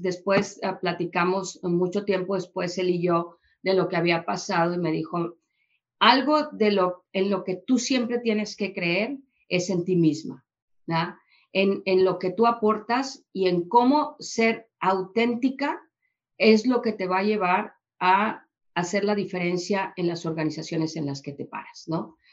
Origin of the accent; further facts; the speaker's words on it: Mexico; yo mexicana, que vengo de, que vengo de eh, una experiencia en Holanda